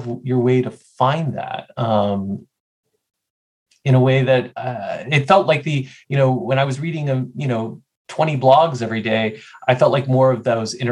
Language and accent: English; Nashville, Tennessee, United States; I grew up in Nashville, Tennessee, which had one pretty bad morning paper.